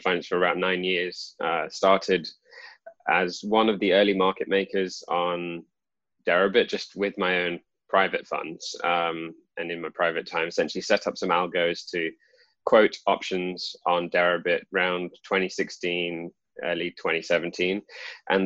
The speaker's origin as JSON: {"language": "English", "country": "United Kingdom", "tie": "born or raised there", "also_born_or_lived": "London", "said": "I grew up in the UK"}